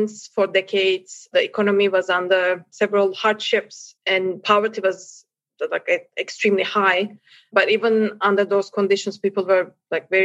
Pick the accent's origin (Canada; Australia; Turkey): Turkey; moved away as an adult; now in Myanmar; I'm originally from Turkey, so I ended up in Myanmar